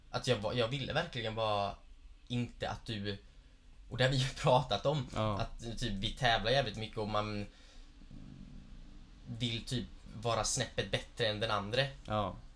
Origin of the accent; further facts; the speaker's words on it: Gislaved, Jönköping County, Sweden; now in Stockholm, Sweden; sen jag flyttade från Gislaved mm. upp hit mm. till Stockholm